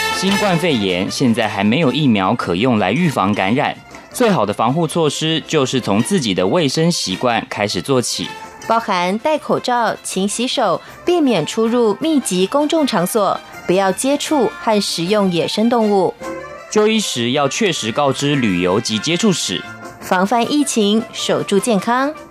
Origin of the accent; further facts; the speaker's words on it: Taiwan; 我们台湾人